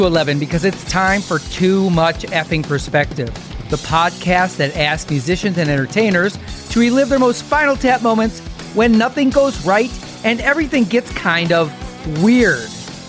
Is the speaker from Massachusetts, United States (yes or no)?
no; Milwaukee, Wisconsin, United States; moved away as an adult; I kept my mucklucks to remind me of my hometown.